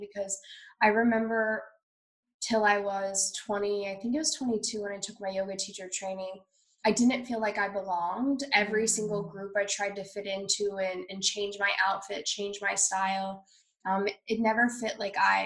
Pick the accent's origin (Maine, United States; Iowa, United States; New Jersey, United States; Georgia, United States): Iowa, United States; moved away; growing up in Iowa